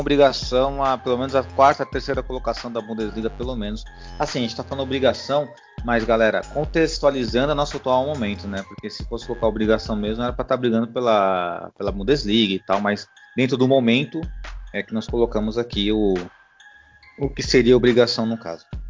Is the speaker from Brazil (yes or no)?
yes; Brazil; Eu sou brasileiro